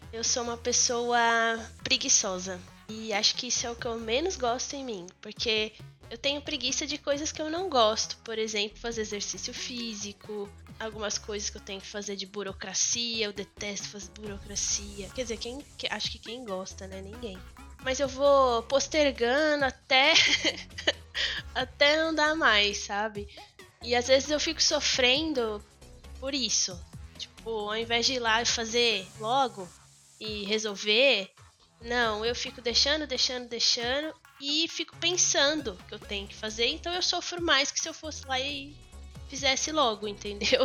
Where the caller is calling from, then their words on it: São Carlos, São Paulo, Brazil; first language Portuguese; Eu falo de São Carlos, interior de São Paulo